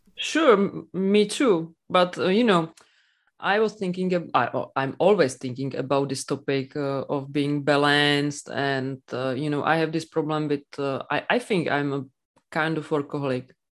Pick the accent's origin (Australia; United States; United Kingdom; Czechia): Czechia; English is a second language